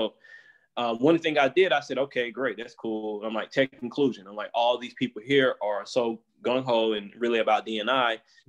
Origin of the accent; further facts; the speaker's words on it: East Coast, United States; You know, I'm from the East Coast. That's what we do out there.